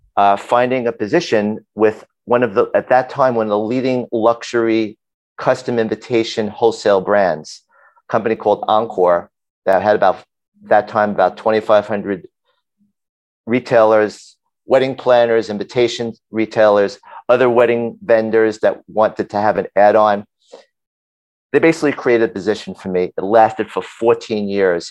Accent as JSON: {"language": "English", "town": "New York City", "region": "New York", "country": "United States", "tie": "born or raised there", "said": "I grew up in Brooklyn"}